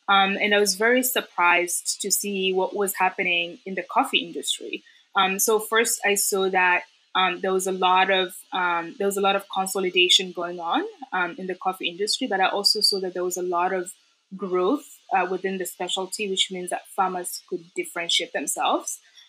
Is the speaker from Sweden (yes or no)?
no; Kenya; growing up in Kenya and around coffee, so coffee has always been known as a poverty crop.